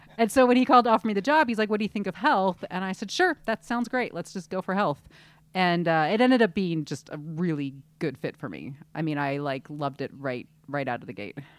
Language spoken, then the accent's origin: English; Southern California, United States; now in San Francisco, United States; we grew up in Southern California, I did